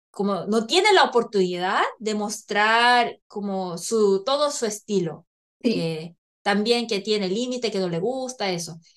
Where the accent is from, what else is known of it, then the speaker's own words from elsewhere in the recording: Chile; es que como buenas chilenas